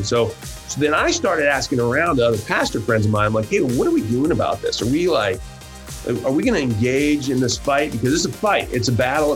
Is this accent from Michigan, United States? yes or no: yes; Hillsdale, Michigan, United States; moved away as an adult; also born or lived in Huntington, Indiana; I grew up actually in Michigan. I was in Southern Michigan in a little town called Hillsdale, Michigan.